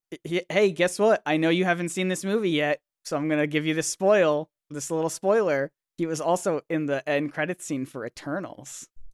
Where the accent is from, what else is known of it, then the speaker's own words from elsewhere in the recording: United States; I'm American